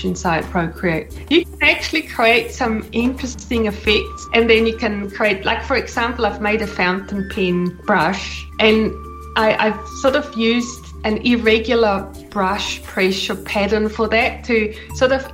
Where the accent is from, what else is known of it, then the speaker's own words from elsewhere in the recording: Switzerland; moved away as an adult; now in New Zealand; I've been in New Zealand for 20 years now, almost. I'm originally from Switzerland, hence my accent